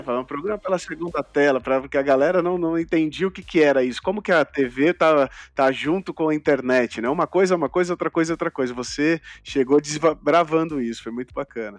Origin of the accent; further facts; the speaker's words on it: São Paulo, Brazil; Eu sou de São Paulo, isso. E aqui em São Paulo, na zona leste de São Paulo